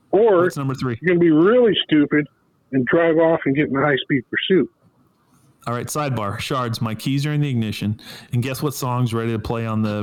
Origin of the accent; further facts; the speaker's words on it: California, United States; And yes, I California stopped because I'm from California. Duh.